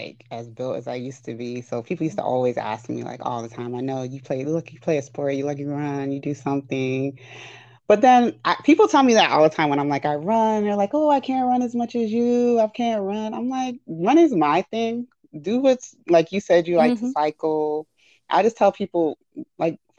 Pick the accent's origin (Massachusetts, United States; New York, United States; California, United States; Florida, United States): New York, United States; New York City; I grew up in the Bronx most of my life, went to public school most of my life